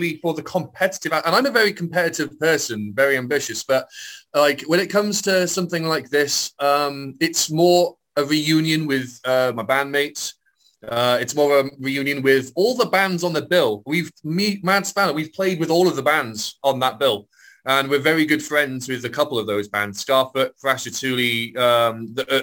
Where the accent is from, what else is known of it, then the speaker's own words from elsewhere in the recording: near Aberystwyth, Wales, United Kingdom; I've relocated back to my hometown near Aberystwyth